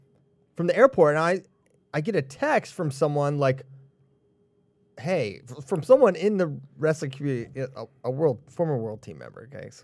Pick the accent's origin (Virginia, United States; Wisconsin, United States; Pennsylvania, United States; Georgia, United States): Virginia, United States; Churchville; moved away; also born or lived in Staunton, Virginia; I'm from Churchville. I used to live in Stanton.